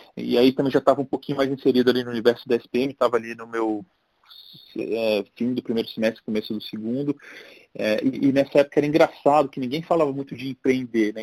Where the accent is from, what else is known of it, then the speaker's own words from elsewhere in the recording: Brasília, Federal District, Brazil; moved away as an adult; also born or lived in San Diego; now in São Paulo, Brazil; sou original de Brasília, estou em São Paulo há 20 e cinco anos